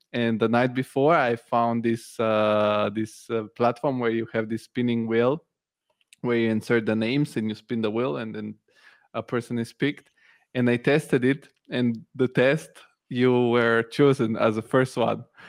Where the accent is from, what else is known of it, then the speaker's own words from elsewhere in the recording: Italy; moved away as an adult; also born or lived in Bulgaria; now in Germany; I moved to Italy when I was a kid. I grew up in Italy, and now I'm in Germany